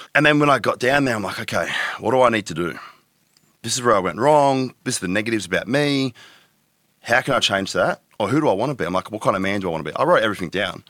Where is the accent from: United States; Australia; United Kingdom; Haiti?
Australia; Tweed Heads, New South Wales; moved away as an adult; now in Gold Coast, Australia; I grew up in Tweedheads. I was there from the age of, what, ten to twenty, say.